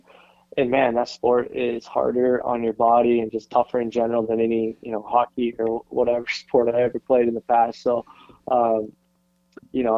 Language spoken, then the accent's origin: English; Butte, Montana, United States; moved away as an adult; now in Wisconsin, United States; growing up in Butte